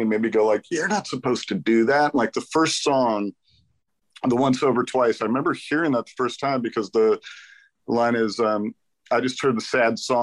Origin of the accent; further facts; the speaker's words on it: Los Angeles, California, United States; I grew up in the Valley